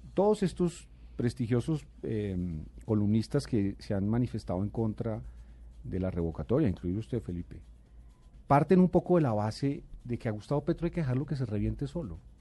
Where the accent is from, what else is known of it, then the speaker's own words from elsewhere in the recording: Bogotá, Colombia; yo nací en Bogotá y y yo aspiro a morir en esta ciudad que es la mía